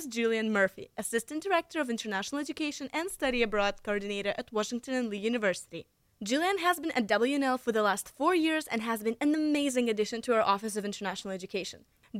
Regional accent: Moscow, Russia; now in United States; I'm now a junior at Washington Lee University in the United States. Originally, I'm from Moscow, Russia

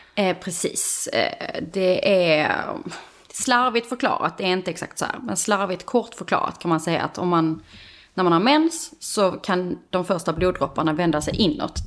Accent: Skåne, Sweden; moved away as an adult; also born or lived in Stockholm; now in Höllviken, Sweden; Jag kommer ju från Skåne men, vi, men inte från Höllviken.

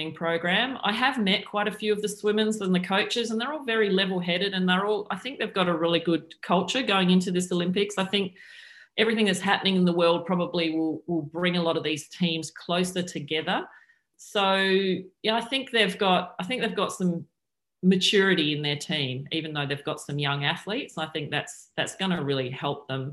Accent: Adelaide, South Australia, Australia; where I grew up in Adelaide

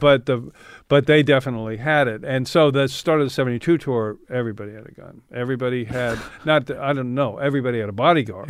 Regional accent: San Francisco, California, United States; I grew up in San Francisco.

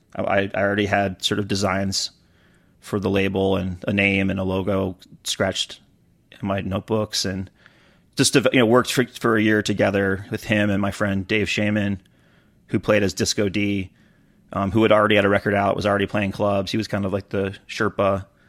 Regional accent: Detroit, Michigan, United States; growing up around Detroit

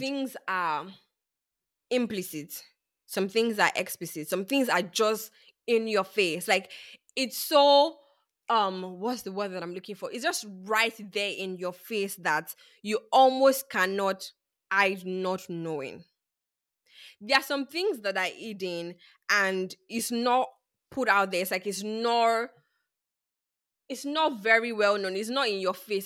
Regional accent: Nigeria; I grew up in Nigeria

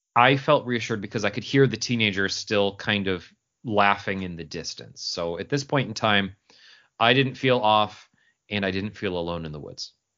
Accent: Syracuse, New York, United States; I grew up in Syracuse, New York

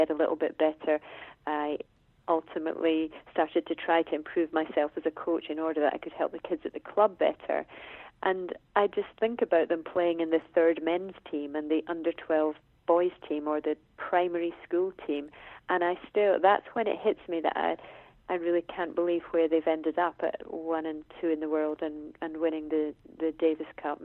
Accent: Scotland, United Kingdom; as a Scottish tennis person myself

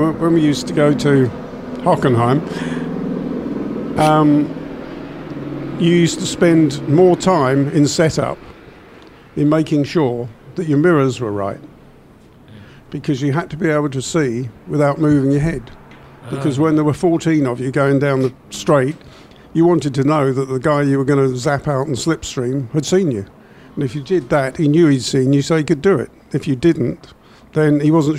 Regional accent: England, United Kingdom; we're from England

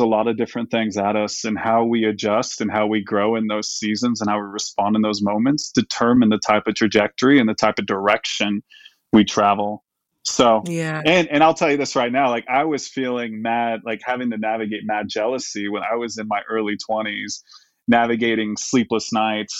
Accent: Dallas, Texas, United States; I was born in Dallas, and my wife's actually from Texas too

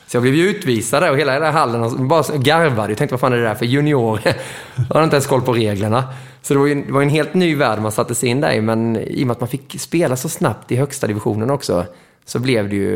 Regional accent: Mora, Dalarna County, Sweden; men vi hade ju otrolig fördel för att där vi växte upp i Mora, vi hade en stor vändplan utanför där vi, där vi spelade landhockey

